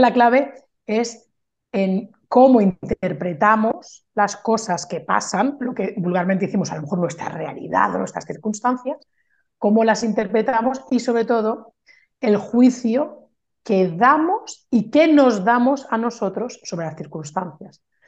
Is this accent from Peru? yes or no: no; Barcelona, Catalonia, Spain; moved away as an adult; now in France; yo soy mm, de Barcelona, pero vivo en Francia desde hace 14 años